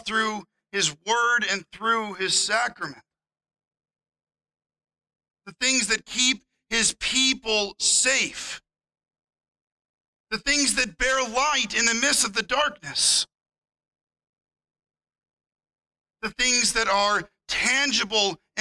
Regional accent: Missouri, United States; As a kid growing up in Missouri

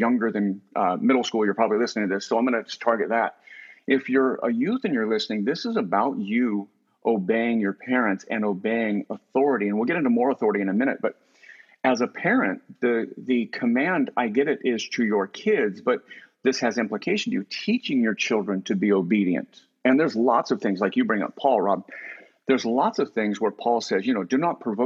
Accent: United States; growing up in America

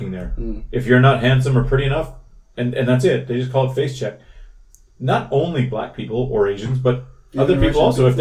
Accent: Canada; now in South Korea; I'm Canadian

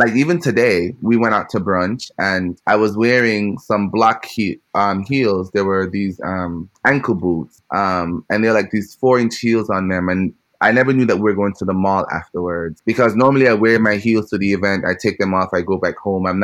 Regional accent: Jamaica; moved away as an adult; growing up in Jamaica

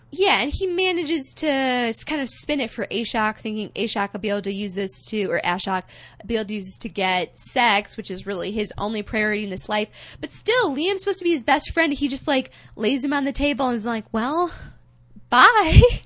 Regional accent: United States

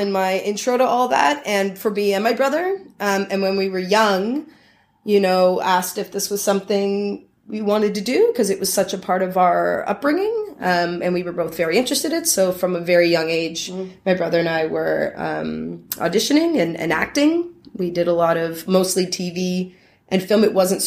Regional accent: St. Catharines, Ontario, Canada; that's where I grew up in Niagara.

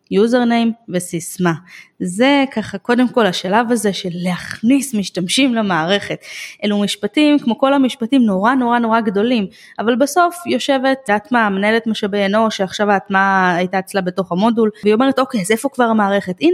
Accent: Jerusalem, Jerusalem District, Israel; אני גדלתי בירושלים בשעתו

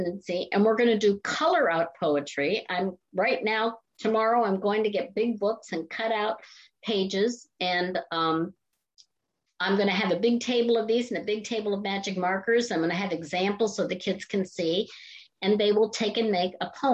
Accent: Canton, Ohio, United States; moved away as an adult; also born or lived in Boston; I'm from Canton, Ohio, home of the Football Hall of Fame. And in my high school years, I spent more time in football pep rallies

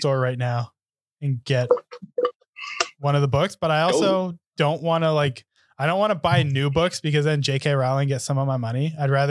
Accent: Surrey, British Columbia, Canada; I'm also from Surrey.

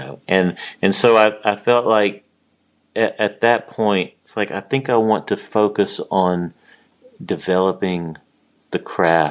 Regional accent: Louisiana, United States; moved away as an adult; also born or lived in Greenville, Mississippi / Monroe, Louisiana / Alexandria, Louisiana / Baton Rouge, Louisiana; now in Nashville, United States; I really grew up in Louisiana

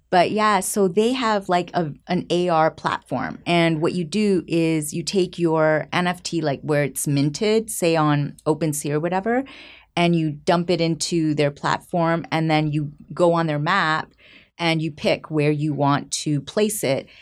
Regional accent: just outside of Toronto, Ontario, Canada; also born or lived in Puebla, Mexico; I was born in Mexico, in the state of Puebla, and my mom remarried, and she remarried a French-Canadian. So, we moved to Canada when I was five, oh, Canada. And, um, I grew up in Canada, just outside of Toronto

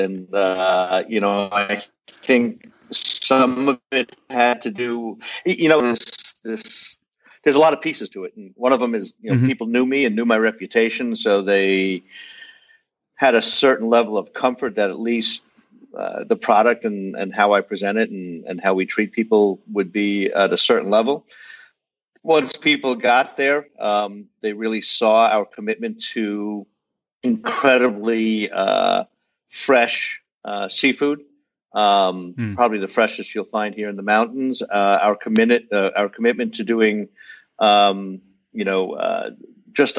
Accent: Huntington, New York, United States; moved away as an adult; also born or lived in Brooklyn / Los Angeles; now in Asheville, United States; I was born in Brooklyn, and when my dad hit it big, we moved out to Huntington, Long Island, where I finished junior high school and high school

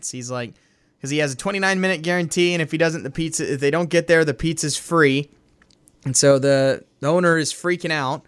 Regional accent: the South, United States; we're both from the South

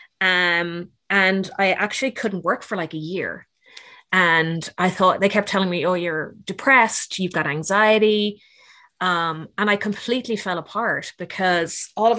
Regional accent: Dublin, Leinster, Ireland; moved away as an adult; also born or lived in Cayman Islands; now in Georgia, United States; I grew up in Dublin, about 6 miles outside of the city

